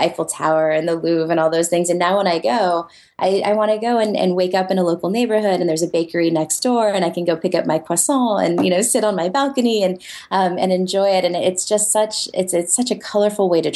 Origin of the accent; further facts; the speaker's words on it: United States; as an American